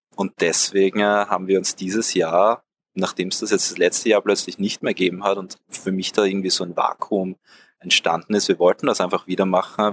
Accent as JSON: {"language": "German", "town": "Wiener Neustadt", "region": "Lower Austria", "country": "Austria", "said": "Ich bin auch ursprünglich aus Wiener Neustadt"}